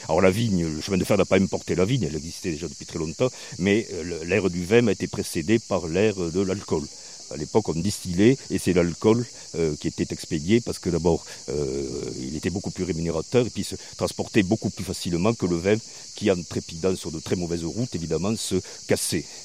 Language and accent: French; Béziers, Occitania, France; je suis originaire de Béziers, voilà, au cas où on ne l'aurait pas compris avec mon accent